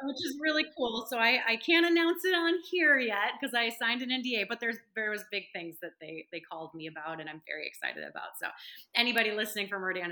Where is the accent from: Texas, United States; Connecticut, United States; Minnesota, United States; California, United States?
Minnesota, United States; moved away as an adult; also born or lived in Los Angeles; I'm from Minnesota